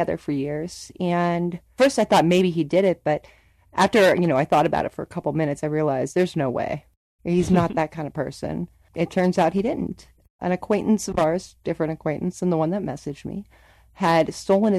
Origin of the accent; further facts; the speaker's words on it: Youngstown, Ohio, United States; I'm from Youngstown, Ohio